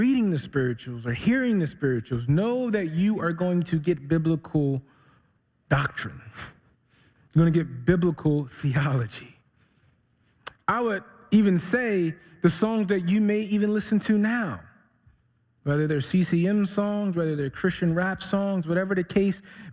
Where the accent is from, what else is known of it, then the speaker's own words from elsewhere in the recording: Philadelphia, Pennsylvania, United States; moved away as an adult; I'm originally from Philly.